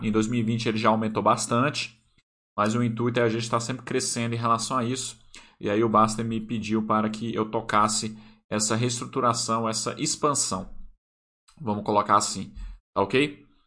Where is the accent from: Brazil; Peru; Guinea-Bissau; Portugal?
Brazil; Brasília, Federal District; Brasília, onde eu moro, né? Onde eu nasci